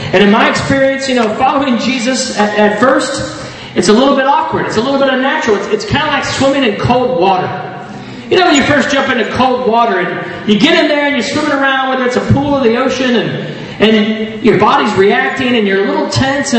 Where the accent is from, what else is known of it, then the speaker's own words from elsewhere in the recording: United States; moved away; I grew up in the States. You probably figured that out with the accent